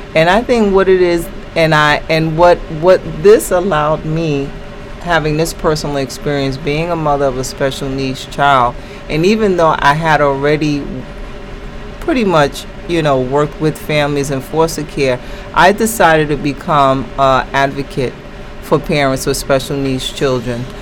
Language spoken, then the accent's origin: English; New York City, New York, United States; I was born and raised in the Bronx